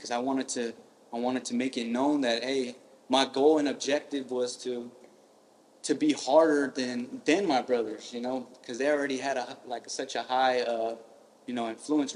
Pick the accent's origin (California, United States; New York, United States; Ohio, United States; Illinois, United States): California, United States; Stockton; I was born in South Stockton, with my family